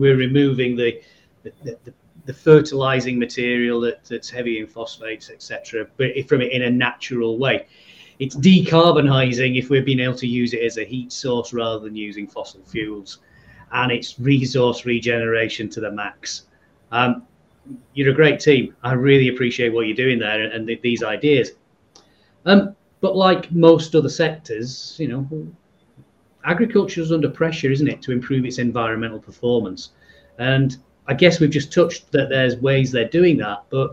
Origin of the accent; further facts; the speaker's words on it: England, United Kingdom; accent: northern; I've might hear from my accent. I'm somewhere from up north